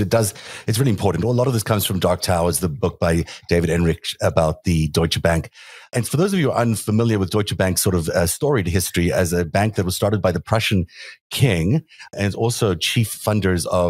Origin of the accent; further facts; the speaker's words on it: South Africa; now in United States; I grew up in South Africa.